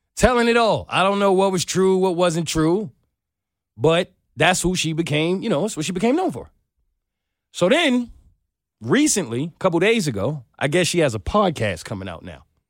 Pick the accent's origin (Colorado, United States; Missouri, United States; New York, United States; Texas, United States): New York, United States; I'm a New Yorker